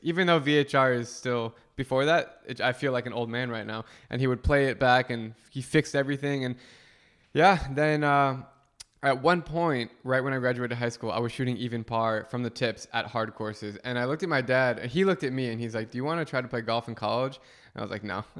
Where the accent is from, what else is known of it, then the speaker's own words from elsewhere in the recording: Scottsdale, Arizona, United States; moved away; also born or lived in South East Asia; I grew up in Scottsdale